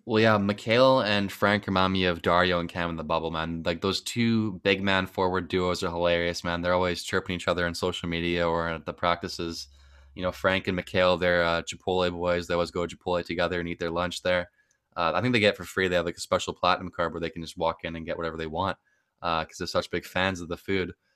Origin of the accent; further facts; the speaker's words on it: Canada; I'm from Canada